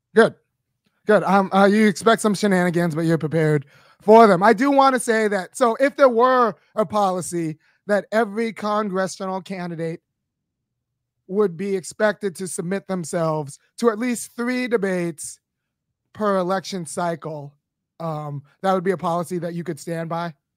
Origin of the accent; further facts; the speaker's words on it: Los Angeles, California, United States; moved away as an adult; I grew up in Baldwin Hills, California